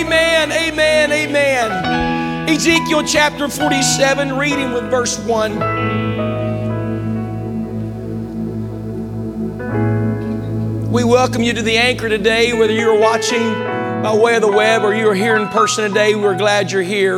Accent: Glen Ferris, West Virginia, United States; now in Zanesville, United States; Growing up in West Virginia meant a lot of mountain streams, rivers, and lakes. I grew up right next to a river.

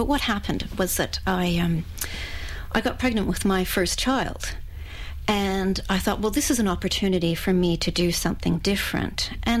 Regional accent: Canada; also born or lived in Australia; My heritage, well, I'm Canadian. I don't know if anyone can tell anymore from my accent. It's so mixed up.

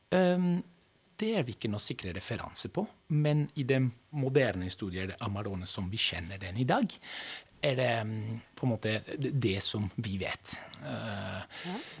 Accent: Veneto, Italy; now in Norway; Jeg kommer fra Veneto.

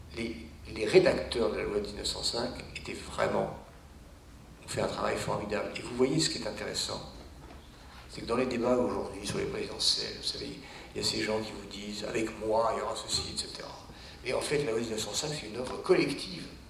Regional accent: France; also born or lived in Cergy; moi en tant que français

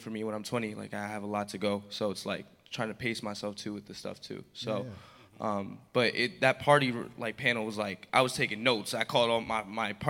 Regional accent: United States; I'm from New York, New York, New Jersey area.

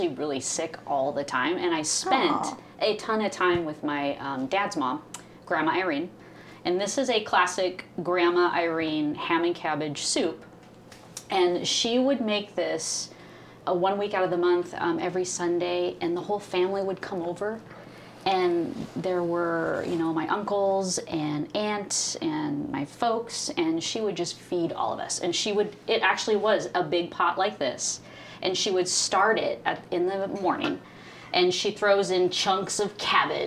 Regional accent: Tacoma, Washington, United States; growing up in Tacoma

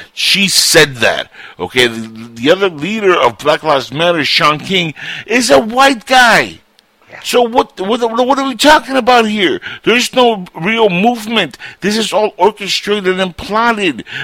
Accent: Cuba; moved away; I was born in Cuba and I'm Latino

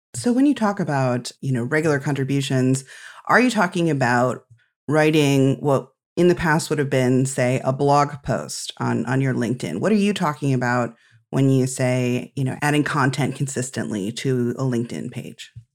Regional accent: Midwest, United States; as a Midwesterner

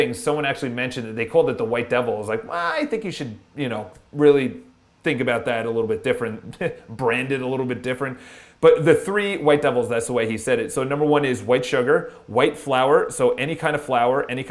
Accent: Long Island, New York, United States; now in New York City, United States; I grew up on Long Island

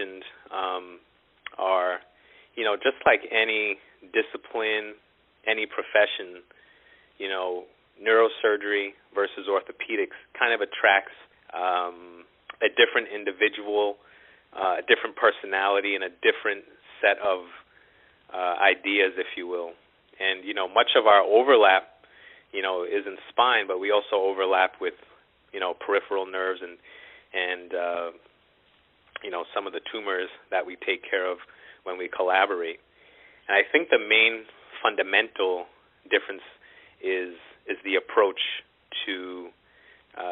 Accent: New York City, New York, United States; moved away as an adult; also born or lived in Long Island / Philadelphia; now in Dallas, United States; I was born in Brooklyn.

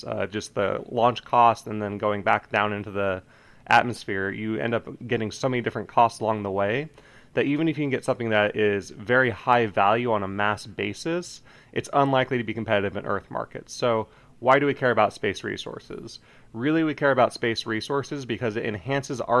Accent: Colorado, United States; I'm originally from Colorado

